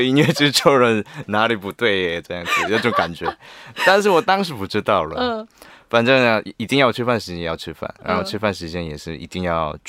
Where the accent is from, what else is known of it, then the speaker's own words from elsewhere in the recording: Busan, South Korea; accent: Busan dialect; Chinese is a second language; also born or lived in Seoul; 当然会说，但是现在住以前住很久，住在首尔啊，那之后方言比较少了。然后我的釜山朋友遇 遇到时候我也说方言啊，但是他们都觉得我说首尔话。